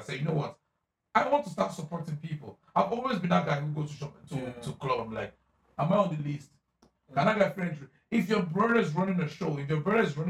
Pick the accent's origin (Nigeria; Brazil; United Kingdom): Nigeria; As a Nigerian person, I don't know why, I'll feel so reluctant because this water is created by Nkechi.